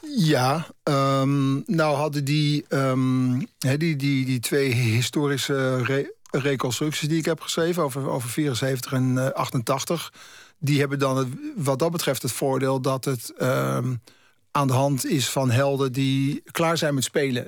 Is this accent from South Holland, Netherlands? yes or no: no; Haarlem, North Holland, Netherlands; moved away as an adult; now in Amsterdam, Netherlands; ik ben in negentien achtenentachtig vanuit mijn woon, eh, mijn geboorteplaats Haarlem naar Amsterdam verhuisd